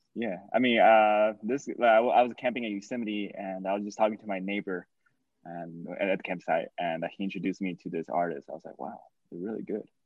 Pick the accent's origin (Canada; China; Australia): China; moved away; I grew up in China